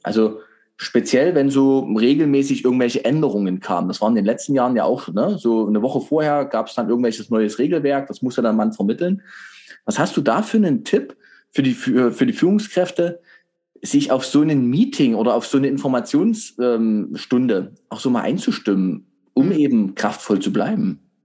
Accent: Germany; Wir Deutschen

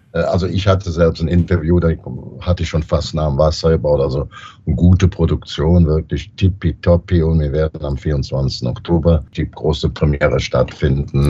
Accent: Brühl-Heide, North Rhine-Westphalia, Germany; als kleiner Junge in Brühlheide, Grohlberg, da wohnte ich direkt 300, 400 Meter von einem 300, 400 Meter großen Bagger weg

